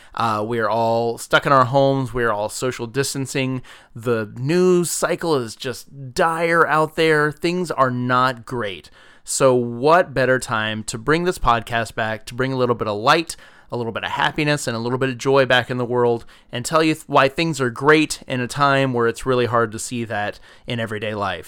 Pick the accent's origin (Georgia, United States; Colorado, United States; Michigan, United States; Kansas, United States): Georgia, United States; South; moved away as an adult; I grew up in South Georgia, so a stone's throw away from Orlando